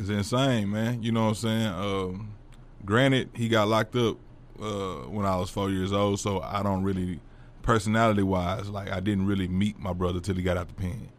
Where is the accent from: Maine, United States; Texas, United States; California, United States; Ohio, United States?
Texas, United States; Fort Worth; also born or lived in DeSoto / Midlothian; we moved from Fort Worth